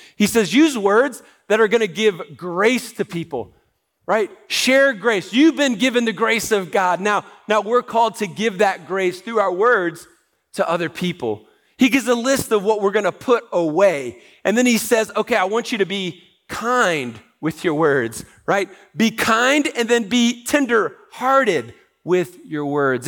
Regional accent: United States; as Americans

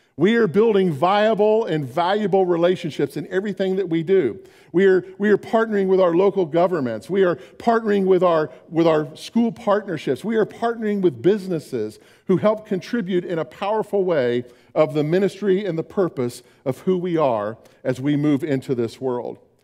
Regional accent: Orlando, Florida, United States; moved away; When I was growing up in Orlando

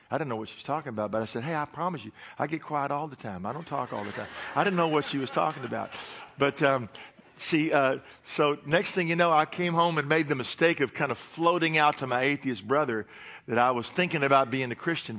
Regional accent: Tennessee, United States; I'm from Tennessee

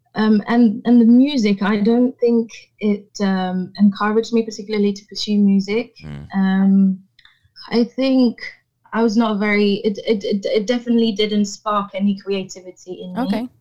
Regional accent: Paris, Île-de-France, France; also born or lived in Rouen, Normandy; Paris is all I've ever known, really. It's my hometown. Um, mm. it's where I, I, I grew up.

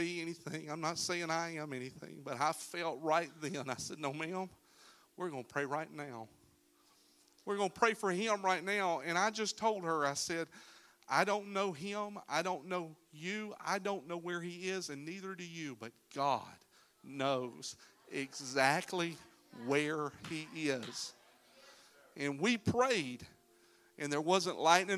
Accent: Florida, United States; We're from Florida

